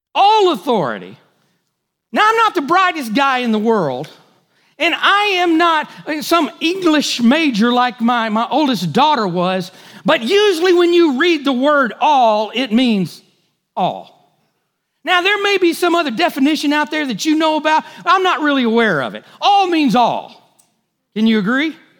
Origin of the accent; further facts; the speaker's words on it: United States; As good American Christians